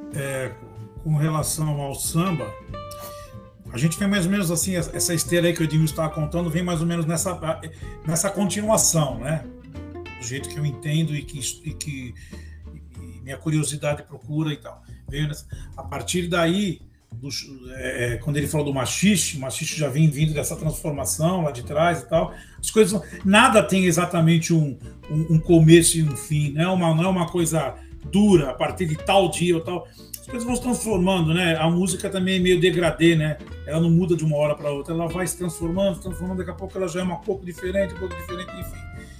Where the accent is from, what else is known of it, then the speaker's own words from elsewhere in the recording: São Paulo, Brazil; a gente é da Zona Norte, da Vila Maria